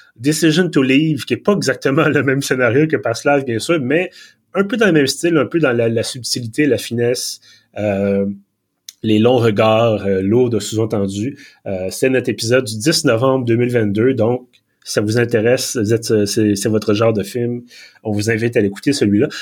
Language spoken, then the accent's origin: French; Montreal, Quebec, Canada; j'ai émigré de, de Villeray à Montréal-Nord, euh, au plateau